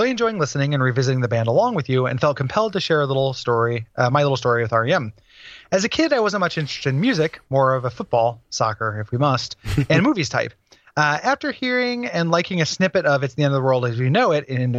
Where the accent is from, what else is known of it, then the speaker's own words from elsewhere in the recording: Sheffield, Yorkshire and the Humber, United Kingdom; they played my hometown of Sheffield.